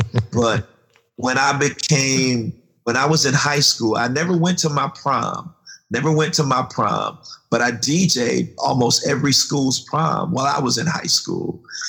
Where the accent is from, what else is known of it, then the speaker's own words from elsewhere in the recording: Goldsboro, North Carolina, United States; Well, I was born in Goldsboro, North Carolina, tobacco country. Farming country, and I grew up on a farm